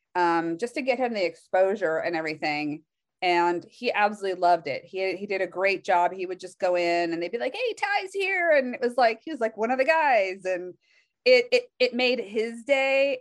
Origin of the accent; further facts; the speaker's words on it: Palo Alto, California, United States; I was actually born in Palo Alto